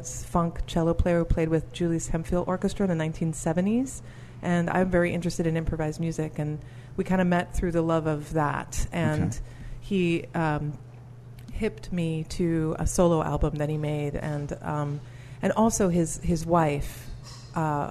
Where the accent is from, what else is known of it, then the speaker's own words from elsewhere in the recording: Wallonia, Belgium; now in New Orleans, United States; I moved here 13 years ago. I landed here 13 years ago. I was born in Belgium.